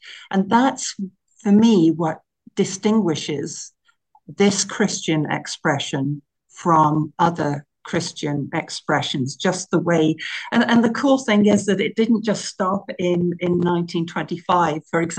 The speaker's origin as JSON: {"language": "English", "region": "England", "country": "United Kingdom", "tie": "born or raised there", "moved": "as an adult", "lives_now": "Canada", "said": "the way that I speak says that I came from the UK originally. So I was brought up in England in an area, very rural, tiny, tiny village. And I was brought up in the Methodist Church, went to school, university, all those things, and have been in Canada over 30 years now."}